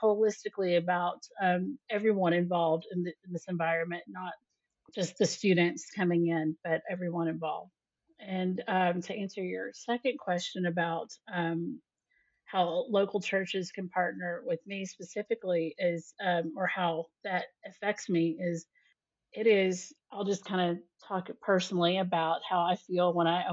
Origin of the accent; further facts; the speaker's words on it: Texas, United States; moved away as an adult; now in Prague, Czech Republic; I was from Texas